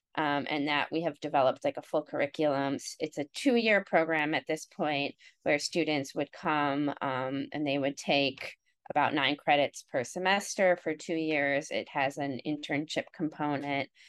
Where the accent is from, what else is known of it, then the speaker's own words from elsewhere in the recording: Cleveland, Ohio, United States; now in Montclair, United States; I grew up in Ohio and um, in the Cleveland area.